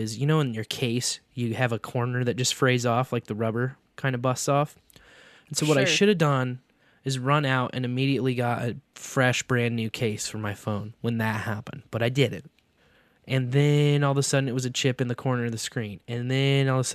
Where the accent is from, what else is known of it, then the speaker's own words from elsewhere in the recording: Kearney, Missouri, United States; Fun Farm in my hometown. In Kearney. Kearney, yeah. Missouri